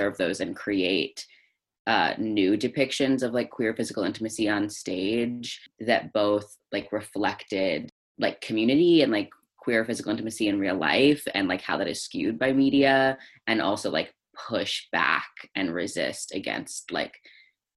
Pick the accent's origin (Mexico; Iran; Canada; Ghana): Canada; Northern Alberta; moved away; I grew up mostly in Northern Alberta in Canada